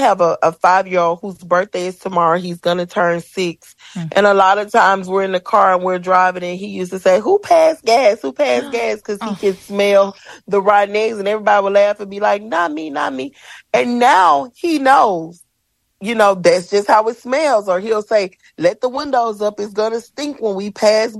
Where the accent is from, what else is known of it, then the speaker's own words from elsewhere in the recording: Ruleville, Mississippi, United States; moved away as an adult; I'm from a small town in Mississippi called Ruleville.